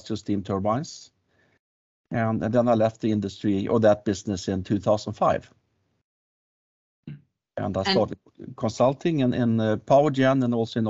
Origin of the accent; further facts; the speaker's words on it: Stockholm, Stockholm County, Sweden; moved away as an adult; also born or lived in New Jersey / Ottawa; I grew up in Stockholm